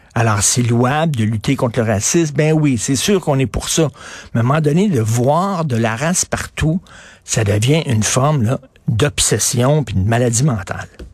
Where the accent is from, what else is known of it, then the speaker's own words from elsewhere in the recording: Montreal, Quebec, Canada; j'avais une piscine quand j'ai grandi à Verdun